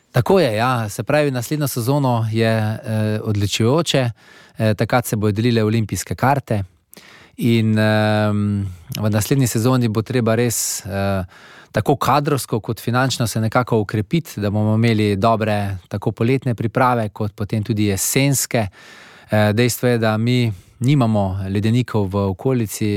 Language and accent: Slovenian; Slovenia; Slovenci smo vedno navajeni nekih velikih naporov